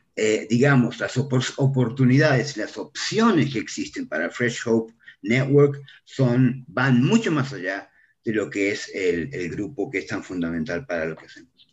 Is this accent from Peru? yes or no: no; Argentina; now in Mexico; soy un argentino perdido en México